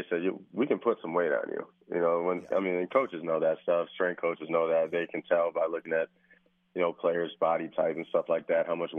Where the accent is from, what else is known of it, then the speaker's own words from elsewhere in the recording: Wisconsin, United States; moved away as an adult; I was from Wisconsin